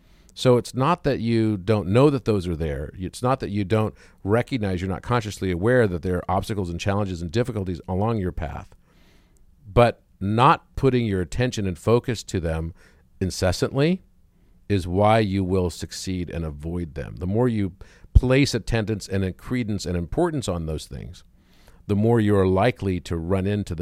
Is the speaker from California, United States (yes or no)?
no; Wichita Falls, Texas, United States; I was born in Wichita Falls, Texas.